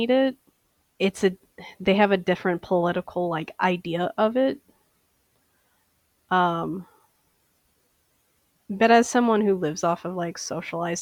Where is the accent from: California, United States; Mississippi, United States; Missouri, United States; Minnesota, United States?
Minnesota, United States; St. Paul; I am from St. Paul, Minnesota.